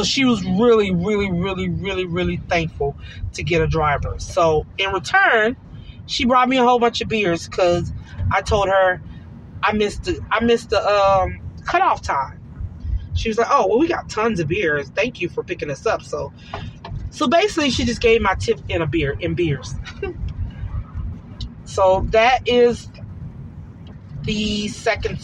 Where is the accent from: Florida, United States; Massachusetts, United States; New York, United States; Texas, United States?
Texas, United States; Duncanville; I grew up in the Duncanville, DeSoto area